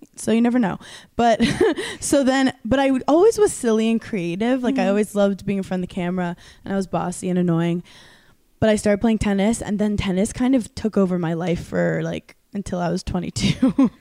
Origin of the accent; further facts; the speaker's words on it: New York City, New York, United States; I'm from Brooklyn, New York originally. Mm-hmm. I'm from a place called Park Slope.